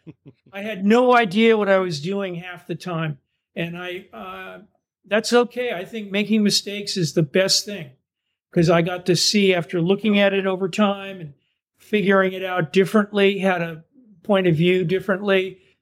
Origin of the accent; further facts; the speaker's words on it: East Coast, United States; moved away as an adult; also born or lived in Southern Indiana; now in Vermont, United States; I'm from the East Coast originally